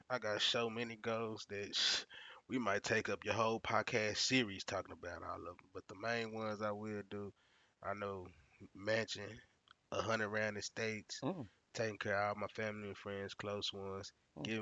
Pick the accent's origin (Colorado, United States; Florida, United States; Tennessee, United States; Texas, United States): Texas, United States; Fort Worth